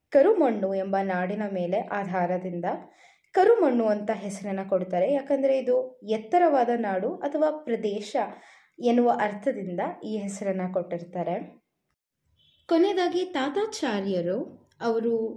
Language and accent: Kannada; Karnataka, India; ಕನ್ನಡಿಗರಾಗಿ ಕರ್ನಾಟಕದಲ್ಲಿ ಹುಟ್ಟಿ